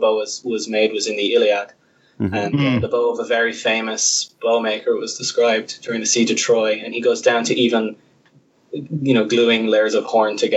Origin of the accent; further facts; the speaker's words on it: Dublin, Leinster, Ireland; I'm an archaeologist from Dublin